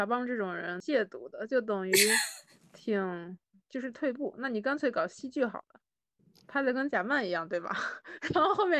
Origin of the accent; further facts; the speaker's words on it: Shandong, China; 我是山东人嘛，